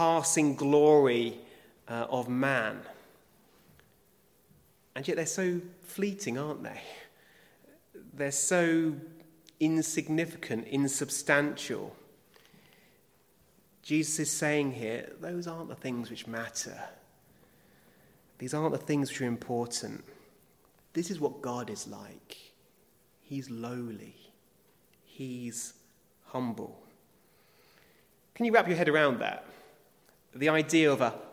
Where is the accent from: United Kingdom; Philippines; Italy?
United Kingdom; As British people